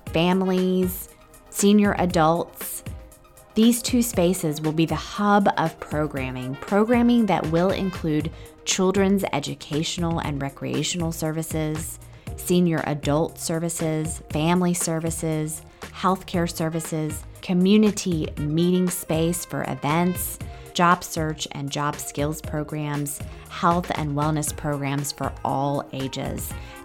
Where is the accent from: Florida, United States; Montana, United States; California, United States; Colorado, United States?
California, United States; Los Angeles; born there; When I was born in Los Angeles, my parents almost named me Renee